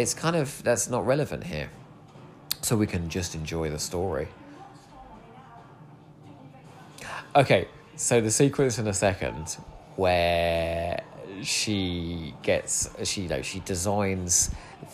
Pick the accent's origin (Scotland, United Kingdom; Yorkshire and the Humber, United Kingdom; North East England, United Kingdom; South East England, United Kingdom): South East England, United Kingdom; Eastbourne; born or raised there